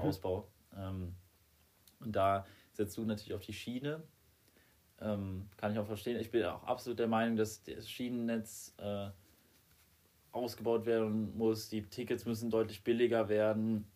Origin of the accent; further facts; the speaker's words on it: Germany; bei uns in Deutschland